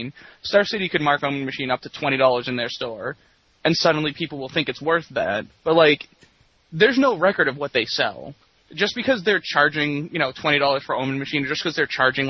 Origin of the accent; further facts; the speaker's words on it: Boston, Massachusetts, United States; I'm from Boston